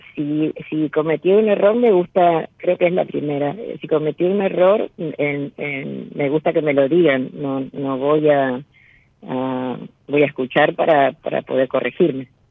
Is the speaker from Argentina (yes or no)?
yes; José C. Paz, Buenos Aires Province, Argentina; de Buenos Aires, o sea, de acá.